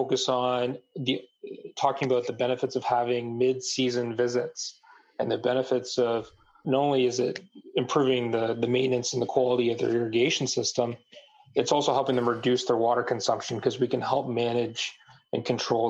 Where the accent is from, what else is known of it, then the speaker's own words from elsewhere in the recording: Canada; I'm from Canada